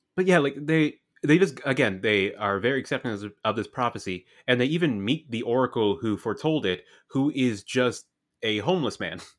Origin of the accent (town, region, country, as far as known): Canada